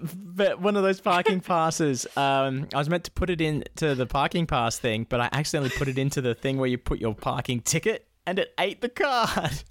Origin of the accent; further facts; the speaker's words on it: Perth, Scotland, United Kingdom; I'm from Perth.